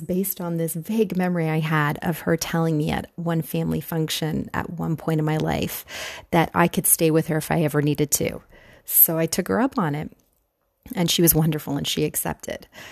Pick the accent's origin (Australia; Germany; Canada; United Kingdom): Canada; moved away as an adult; also born or lived in Buffalo, New York / New York City; I'm from Canada